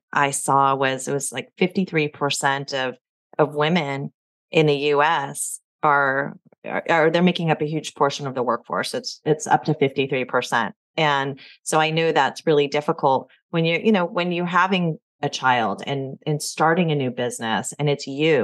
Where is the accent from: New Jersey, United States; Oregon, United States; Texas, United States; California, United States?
California, United States; I'm from California